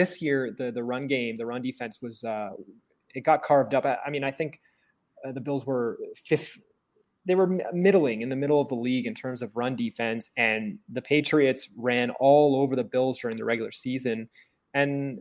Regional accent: Toronto, Ontario, Canada; I grew up in Toronto

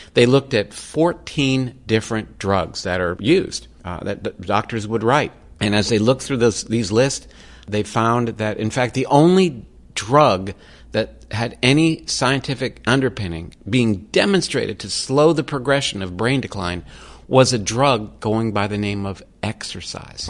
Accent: Florida, United States; I grew up in Florida

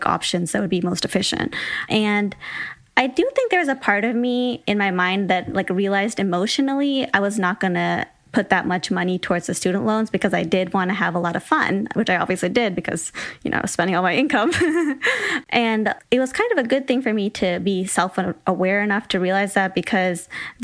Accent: Michigan, United States; moved away as an adult; also born or lived in San Francisco; I'm from Michigan originally

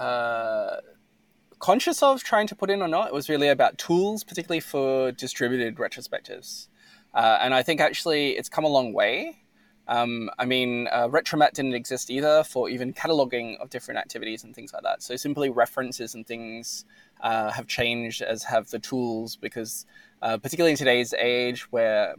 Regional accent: Australia; I'm Australian

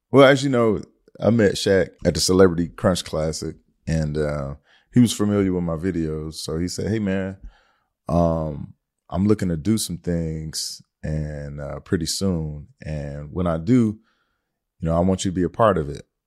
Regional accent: Detroit, Michigan, United States; I'm from Detroit, Michigan

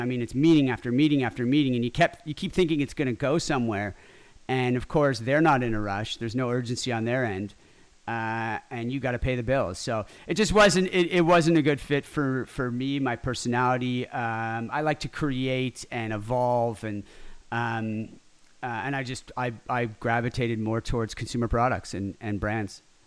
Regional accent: Ottawa, Ontario, Canada; also born or lived in Montreal; now in Toronto, Canada; I was born in Ottawa

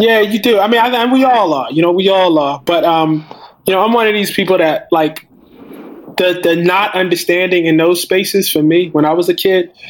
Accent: Baltimore, Maryland, United States; I'm from West Baltimore.

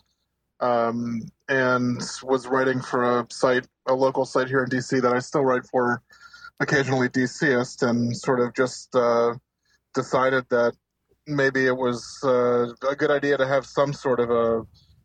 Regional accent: Spain; now in United States; I have my family Spanish, I grew up in Spain, lived there for a number of years

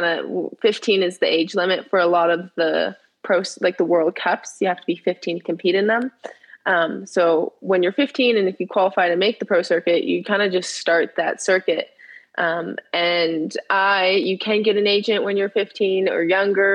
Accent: Southern California, United States; I am a snowboarder from California. I grew up in Southern California.

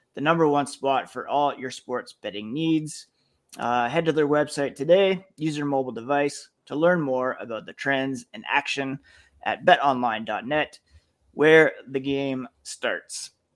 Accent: Ottawa, Ontario, Canada; I grew up in Ottawa

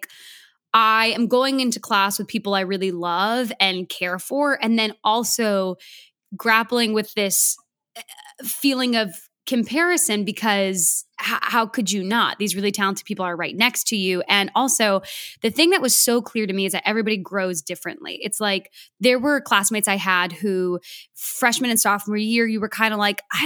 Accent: outside San Francisco, California, United States; I grew up outside San Francisco

